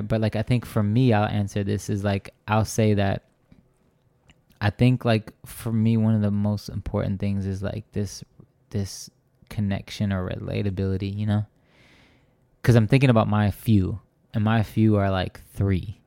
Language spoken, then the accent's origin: English; Racine, Wisconsin, United States; moved away as an adult; now in Phoenix, United States; my hometown Racine